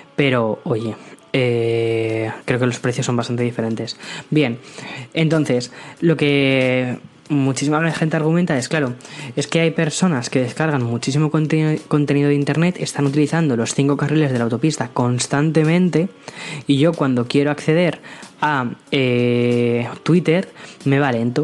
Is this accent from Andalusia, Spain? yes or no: no; Madrid, Community of Madrid, Spain; moved away as an adult; now in San Antonio, United States; yo crecí en Madrid, eh, tengo, tengo 27 años, crecí en Madrid, he vivido siempre en España